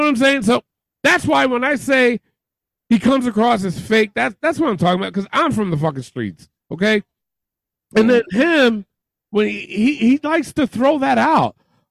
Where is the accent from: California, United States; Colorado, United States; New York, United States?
New York, United States; accent: New York; I'm from New York, okay? And I do run a podcast, and 9 times out of 10, you don't hear that New York accent out of me. You know what I'm saying? I had a nasty New York accent.